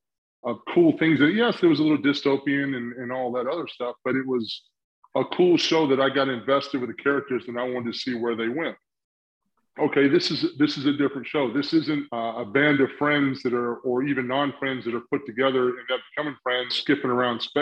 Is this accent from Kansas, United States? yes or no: no; South Carolina, United States; I grew up in South Carolina